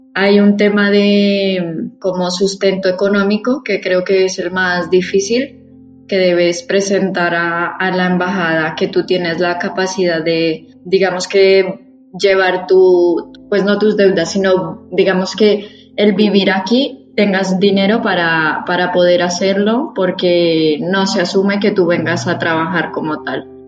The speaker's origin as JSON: {"language": "Spanish", "region": "Bogotá", "country": "Colombia", "moved": "as an adult", "lives_now": "Madrid, Spain", "said": "soy de Bogotá, en Bogotá pues está toda mi familia"}